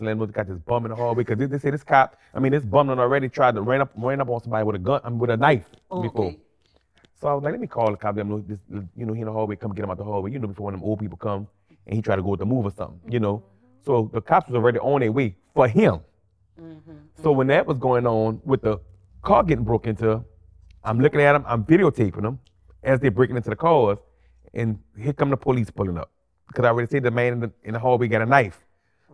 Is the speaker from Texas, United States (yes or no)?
no; New Orleans, Louisiana, United States; I was born and raised in New Orleans.